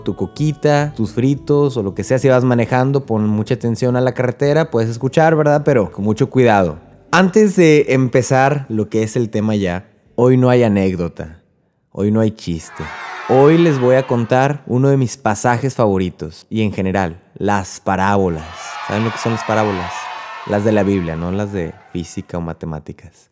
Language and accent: Spanish; Río Bravo, Tamaulipas, Mexico; now in Corpus Christi, United States; yo soy de Río Bravo, Tamaulipas, vivo en Corpus Christi, Texas